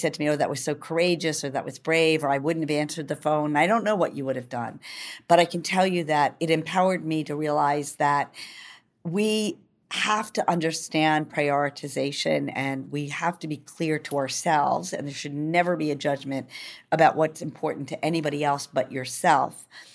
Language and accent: English; New York, United States; I'm a New Yorker